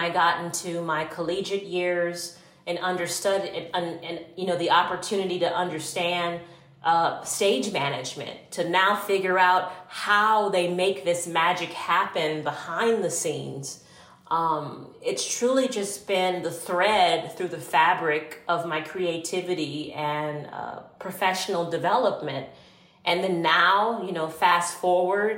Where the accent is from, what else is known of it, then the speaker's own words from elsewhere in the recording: Port Arthur, Texas, United States; I grew up in Port Arthur, Texas, which is a very small refinery town